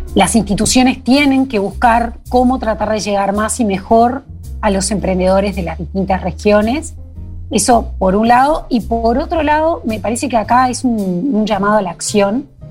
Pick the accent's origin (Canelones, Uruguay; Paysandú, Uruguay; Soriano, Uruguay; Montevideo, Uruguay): Montevideo, Uruguay; moved away as an adult; also born or lived in Colonia; now in Durazno, Uruguay; Yo aclaro que soy de Montevideo, pero hace ya muchos años que vivo en el interior, entre Durazno y, Colonia